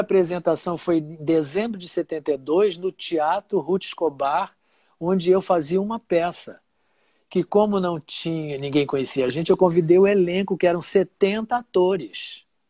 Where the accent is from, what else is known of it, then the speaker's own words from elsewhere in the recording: Rio de Janeiro, Brazil; also born or lived in Marechal Hermes; eu fui criado em Padre Miguel